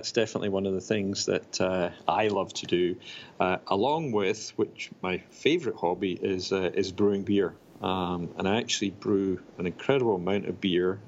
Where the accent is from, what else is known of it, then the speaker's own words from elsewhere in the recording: Glasgow, Scotland, United Kingdom; now in Raleigh, United States; I grew up in Glasgow, in Scotland, in the U.K.